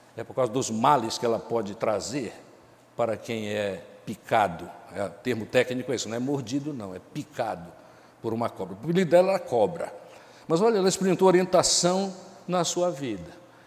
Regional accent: Pará, Brazil; now in Amazonas, Brazil; eu sou paraense

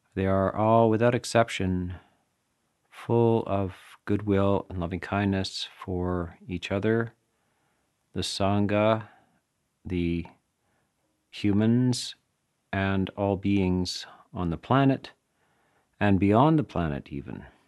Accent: Canada; I'm from Canada

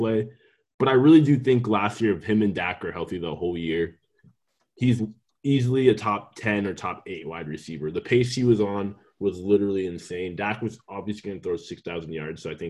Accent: Pacific Northwest, United States; We're from the Pacific Northwest

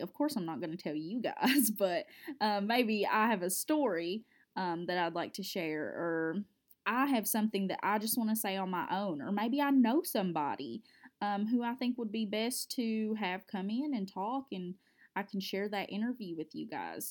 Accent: Cub Run, Kentucky, United States; I'm from a small town in South Central Kentucky. It's called Cub Run

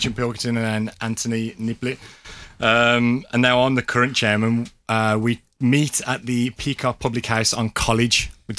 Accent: Birmingham, West Midlands, United Kingdom; moved away; Born and bred for me.

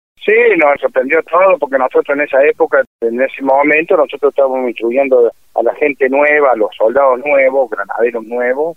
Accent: La Calera, Córdoba, Argentina; Yo soy de, la provincia de Córdoba, de la ciudad de La Calera

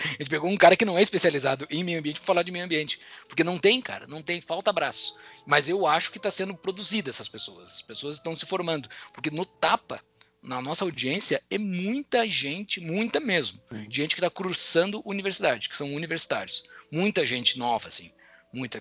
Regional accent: Mostardas, Rio Grande do Sul, Brazil; moved away as an adult; lá da minha cidade natal de Mostarda

